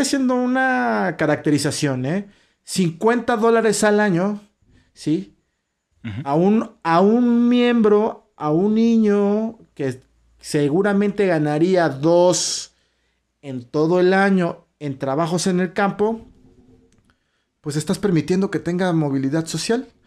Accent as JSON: {"language": "Spanish", "country": "Mexico", "said": "nuestro país, de México"}